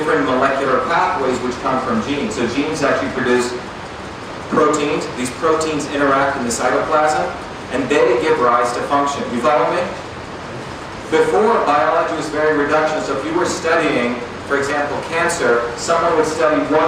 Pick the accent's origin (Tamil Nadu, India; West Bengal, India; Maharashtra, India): Maharashtra, India; Mumbai; also born or lived in a small village in India; I grew up in Bombay, but I also grew up in a small village in India